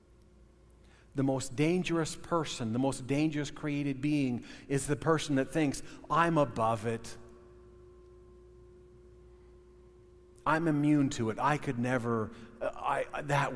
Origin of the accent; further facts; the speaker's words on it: United States; probably 80% at least Norwegian, white parents, born and raised in America